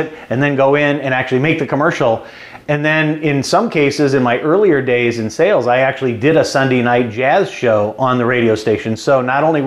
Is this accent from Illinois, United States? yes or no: yes; Kankakee County, Illinois, United States; my hometown of Kankakee County, which is just about an hour south of Chicago